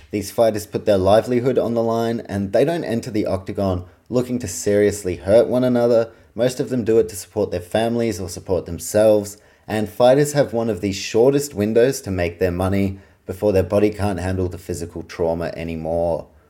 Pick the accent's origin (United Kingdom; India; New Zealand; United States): New Zealand; I'm a Kiwi